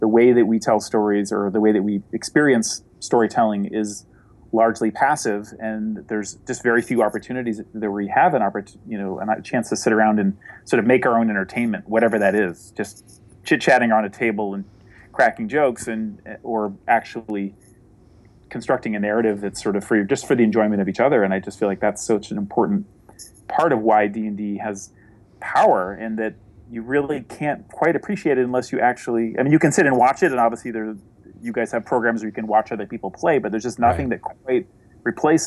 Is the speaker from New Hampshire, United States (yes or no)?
yes; New Hampshire, United States; the town I grew up in New Hampshire